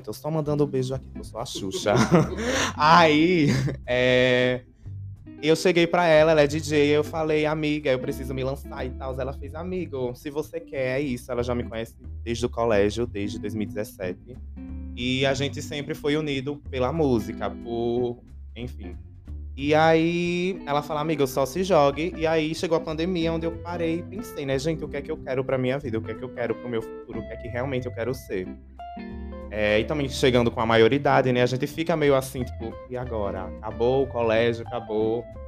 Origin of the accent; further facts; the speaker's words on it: Aracaju, Sergipe, Brazil; Eu sou um cantor independente daqui de Aracaju, Sergipe